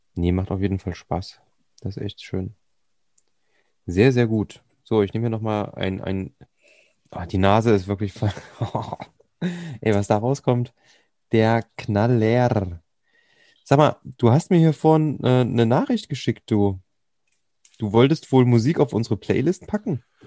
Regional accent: Thuringia, Germany; Bei uns in Thüringen

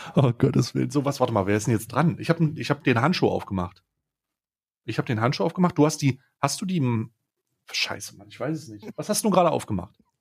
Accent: Switzerland; bei uns in der Schweiz

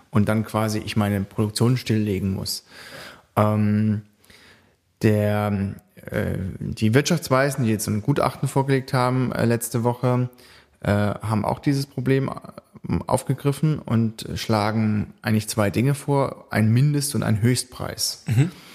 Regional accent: Baden-Baden, Baden-Württemberg, Germany; ich wohne auch, äh, noch in Baden-Baden, das ist in dem Wahlkreis drin, das ist meine Heimatstadt

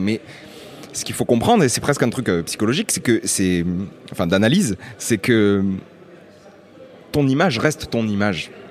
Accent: Lunel, Occitania, France; also born or lived in Nîmes; je, viens euh, d'une petite ville qui s'appelle Lunel

